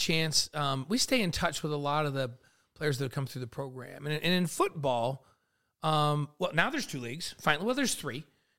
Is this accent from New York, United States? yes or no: yes; New York, United States; The park that I grew up playing basketball in New York is Grove Park.